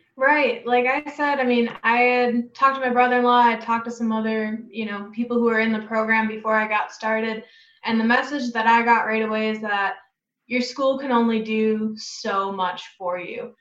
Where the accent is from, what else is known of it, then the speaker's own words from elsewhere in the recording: Wisconsin, United States; moved away as an adult; also born or lived in Iowa; now in Davenport, Iowa, United States; I am originally from Wisconsin